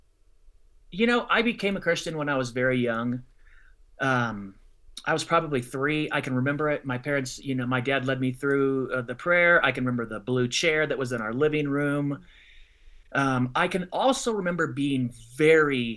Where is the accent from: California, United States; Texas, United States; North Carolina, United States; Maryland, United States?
California, United States; Southern; moved away as an adult; also born or lived in Illinois; now in Colorado Springs, United States; I grew up in Southern California